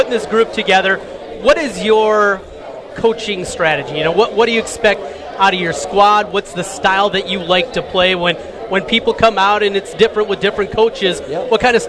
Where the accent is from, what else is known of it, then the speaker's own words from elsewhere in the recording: North Iowa, United States; I grew up in North Iowa here.